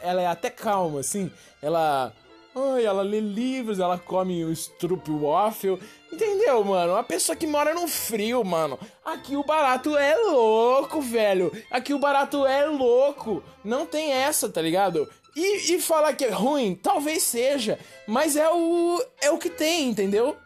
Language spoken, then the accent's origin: Portuguese; Brazil; eu sou brasileiro